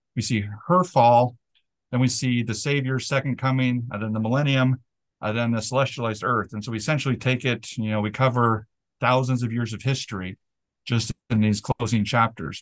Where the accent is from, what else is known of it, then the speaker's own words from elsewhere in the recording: Delta, Utah, United States; I grew up in Delta, Utah